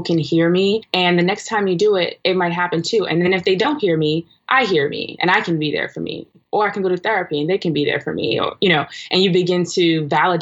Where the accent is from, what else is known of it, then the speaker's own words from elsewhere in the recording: New York City, New York, United States; I'm from Brooklyn, New York